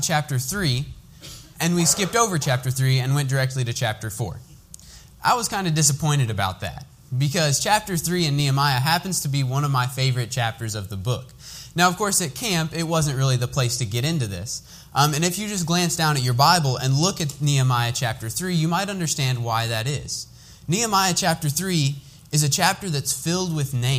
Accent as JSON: {"language": "English", "town": "Lawrenceburg", "country": "United States", "said": "I'm from Lawrenceburg. I worship at Overland Church of Christ"}